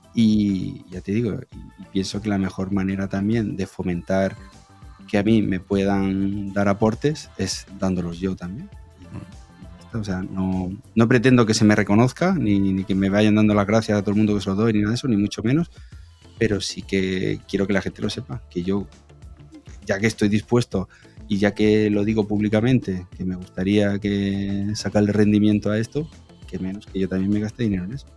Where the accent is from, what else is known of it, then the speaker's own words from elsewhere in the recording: Region of Murcia, Spain; yo soy de fuera de Madrid, soy de Murcia